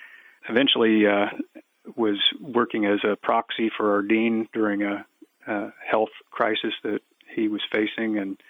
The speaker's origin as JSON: {"language": "English", "region": "East Central Indiana", "country": "United States", "tie": "born or raised there", "moved": "yes", "lives_now": "Immokalee, United States", "said": "I grew up in East Central Indiana on a small secondary enterprise farm, which means my parents were paid for other jobs and we worked hard on evenings and weekends on the farm."}